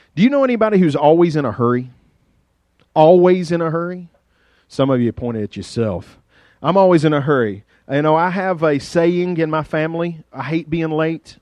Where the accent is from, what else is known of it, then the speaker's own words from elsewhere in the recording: Carroll County, Virginia, United States; accent: hillbilly; there is a planet outside of Carroll County, Virginia, that maybe I ought to know something about because we were just, you know, we're country people